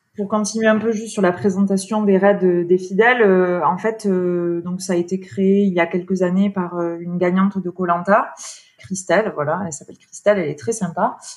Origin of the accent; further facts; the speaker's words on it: France; now in Paris, France; je suis originaire des Pyrénées